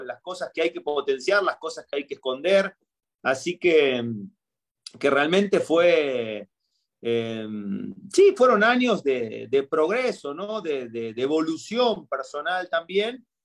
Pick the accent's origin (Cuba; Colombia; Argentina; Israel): Argentina; moved away as an adult; now in Querétaro, Mexico; si bien yo tengo raíces argentinas, me crié y todo